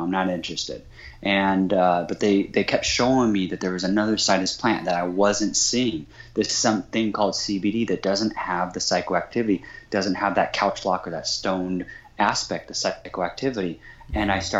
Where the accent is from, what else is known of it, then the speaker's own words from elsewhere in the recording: Kansas, United States; growing up in Kansas on a 40-acre farm in Kansas